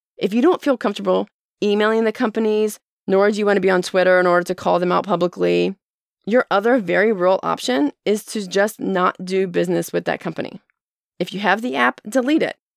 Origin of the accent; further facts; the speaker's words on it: United States; as Americans